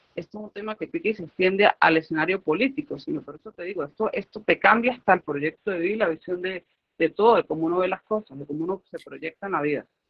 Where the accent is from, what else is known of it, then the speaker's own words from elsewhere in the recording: Venezuela; a nosotros los venezolanos tanto nos cuestan, por lo menos a los que seguimos aquí en el país.